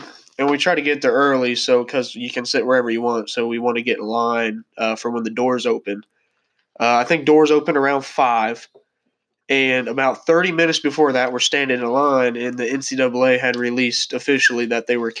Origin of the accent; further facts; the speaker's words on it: Indianapolis, Indiana, United States; We were, if you don't know, we are from the Indianapolis area. And so the Big Ten basketball tournament is held in Indianapolis.